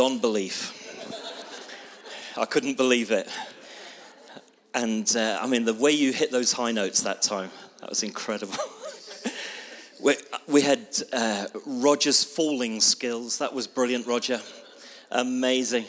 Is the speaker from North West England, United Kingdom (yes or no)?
no; Bristol, South West England, United Kingdom; I come from Bristol